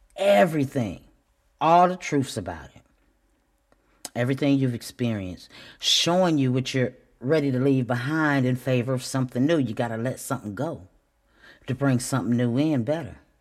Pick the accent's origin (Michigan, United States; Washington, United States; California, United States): Michigan, United States; Flint; I'm still from Flint. I'm from Flint, Michigan